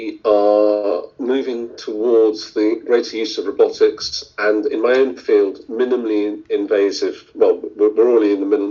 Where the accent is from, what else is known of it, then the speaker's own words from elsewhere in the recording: Indian Punjab, India; now in United Kingdom; I was born in Indian Punjab